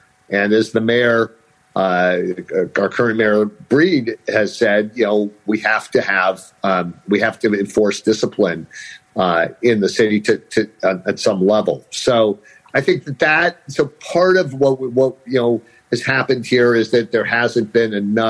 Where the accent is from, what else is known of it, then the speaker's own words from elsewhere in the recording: San Francisco, California, United States; his mother grew up across the street from where I grew up in San Francisco out in the avenues.